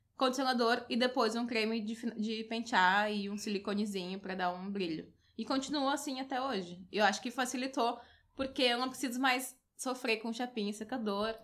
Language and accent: Portuguese; Porto Alegre, Rio Grande do Sul, Brazil; eu sou aqui de Porto Alegre